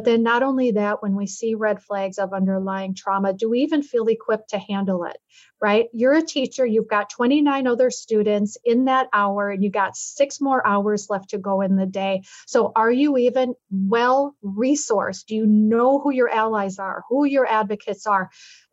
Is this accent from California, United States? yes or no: no; Minneapolis, Minnesota, United States; growing up in Minneapolis, my childhood